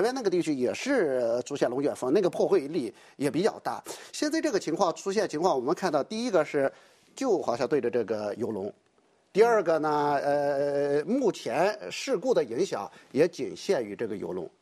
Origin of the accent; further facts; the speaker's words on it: northern China, China; 我是北方人